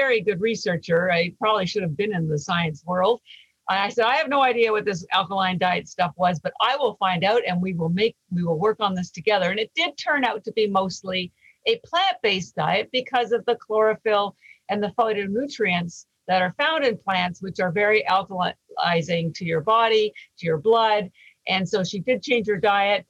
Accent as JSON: {"language": "English", "country": "Canada", "moved": "yes", "lives_now": "Boston, United States", "said": "I'm actually Canadian"}